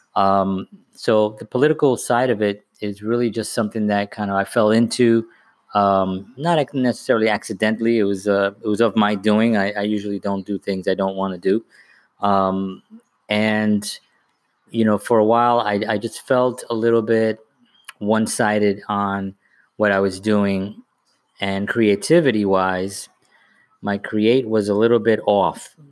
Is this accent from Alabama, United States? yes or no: no; New York City, New York, United States; now in Bayonne, United States; I'm from the Bronx and I live in Bayonne